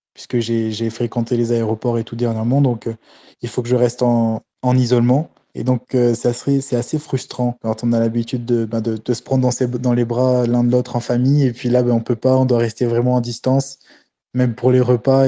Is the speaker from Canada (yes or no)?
no; Réunion; je suis arrivé aujourd'hui sur l'île de la Réunion